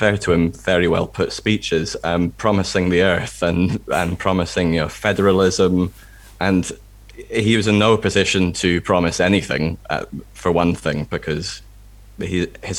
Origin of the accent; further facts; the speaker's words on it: England, United Kingdom; now in Scotland, United Kingdom; I was born in England. My dad's English. I grew up in England